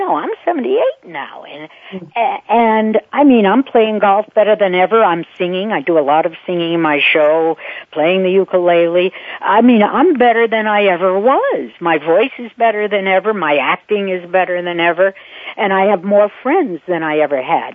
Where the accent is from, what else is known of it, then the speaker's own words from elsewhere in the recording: Boston, Massachusetts, United States; also born or lived in Paris, France; now in New York, United States; I'm from Boston